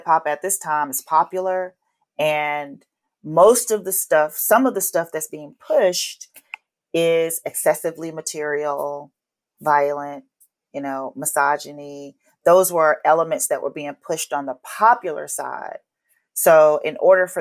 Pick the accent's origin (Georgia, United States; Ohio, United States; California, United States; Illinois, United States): Georgia, United States; Atlanta; moved away as an adult; also born or lived in Los Angeles; growing up in Atlanta